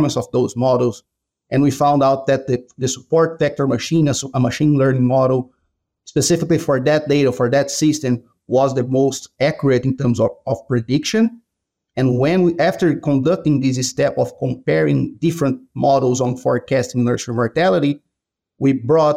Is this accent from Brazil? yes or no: yes; Brazil; moved away as an adult; now in Iowa, United States; I'm originally from Brazil. That's where I did my vet school.